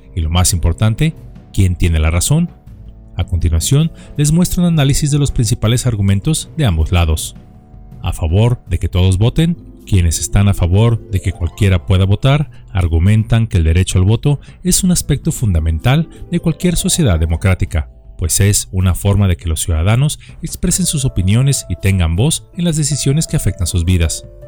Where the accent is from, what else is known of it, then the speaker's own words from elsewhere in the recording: Mexico; en nuestro país